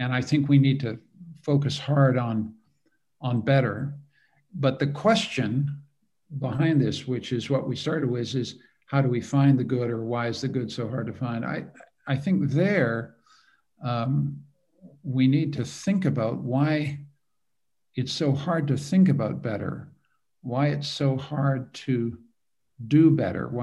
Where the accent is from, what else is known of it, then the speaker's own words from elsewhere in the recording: Canada; I'm a Canadian